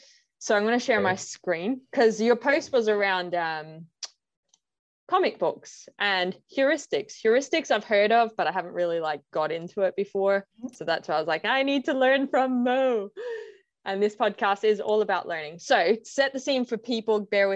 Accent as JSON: {"language": "English", "country": "Ireland", "said": "I'm from Ireland"}